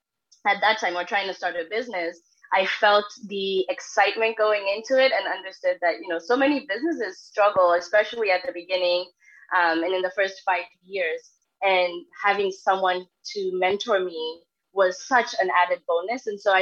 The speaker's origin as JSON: {"language": "English", "country": "Kenya", "moved": "as an adult", "lives_now": "United States", "said": "4 years after I moved to the U.S. because I'm from Kenya, I decided to start a business."}